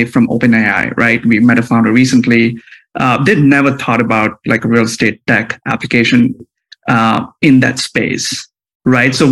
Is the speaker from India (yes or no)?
yes; India; moved away as an adult; now in United States; I grew up in India, came to the US for the first time as an undergrad student in college